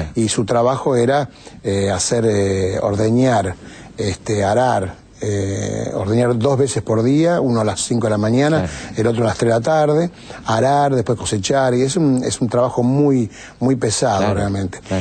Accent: Cañada Rosquín, Santa Fe, Argentina; now in Buenos Aires, Argentina; un pueblo que se llama Cañada Rosquín, que es mi pueblo

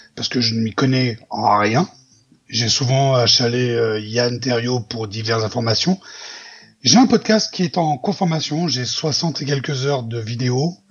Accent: near Marseille, Provence-Alpes-Côte d'Azur, France; moved away as an adult; now in Switzerland; je suis français, je viens du sud de la France, à côté de Marseille, et j'ai euh, tout quitté pour partir en Suisse il y a plus de dix ans

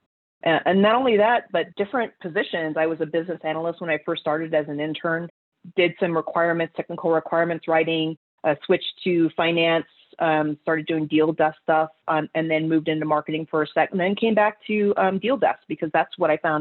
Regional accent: Colorado Springs, Colorado, United States; the University of Colorado, Colorado Springs, which is in my hometown

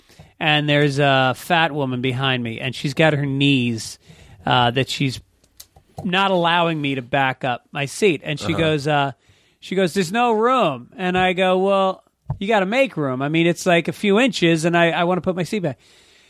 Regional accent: New York, United States; also born or lived in Boston; I'm from New York.

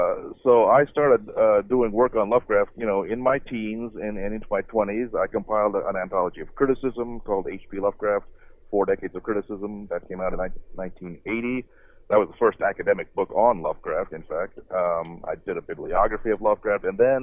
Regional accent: India; I'm from India. I was born there. But Americans always have a little trouble with foreign names.

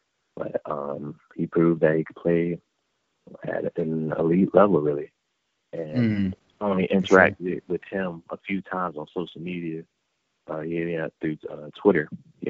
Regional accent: North Carolina, United States; And we're both from North Carolina, so seeing him make that switch as well motivated me to be even better.

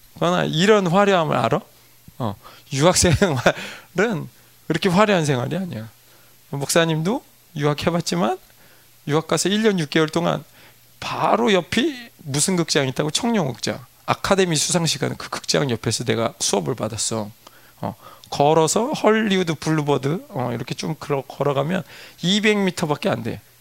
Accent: South Korea; moved away; also born or lived in United States

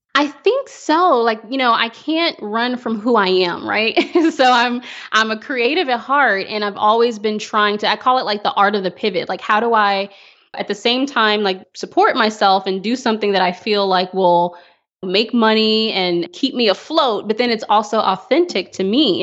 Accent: Fort Worth, Texas, United States; I'm a native Texan, so I grew up

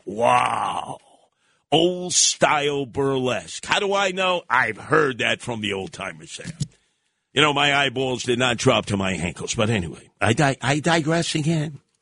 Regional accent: New York City, New York, United States; also born or lived in Staten Island; where I grew up in Canarsie in East Flatbush

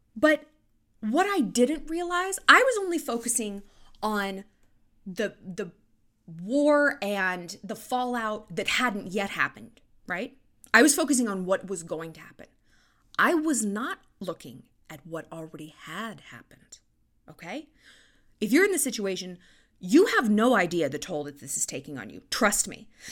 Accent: California, United States; now in Montana, United States; It's a big phrase I grew up with in California

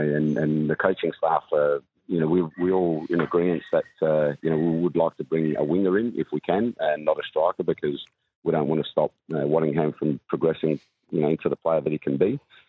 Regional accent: South Australia, Australia; it's been in Adelaide for a long time, because I'm South Australian.

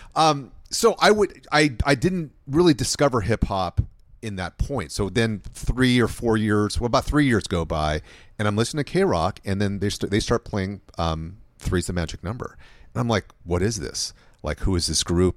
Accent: Los Angeles, California, United States; I grew up in, in LA of the 1980s

